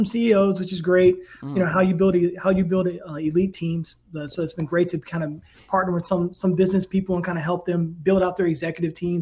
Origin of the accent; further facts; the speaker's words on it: Tidewater, Virginia, United States; also born or lived in New Kent, Virginia; I grew up in Tidewater in Virginia